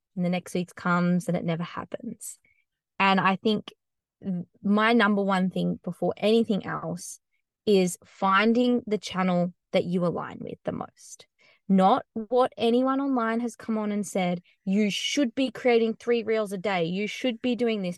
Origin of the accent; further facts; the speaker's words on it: Australia; moved away; I have a bit of a different accent. I'm from Australia